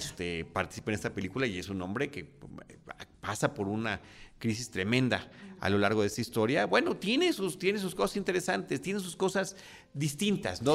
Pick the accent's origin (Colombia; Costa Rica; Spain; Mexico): Mexico; como latinos, como mexicanos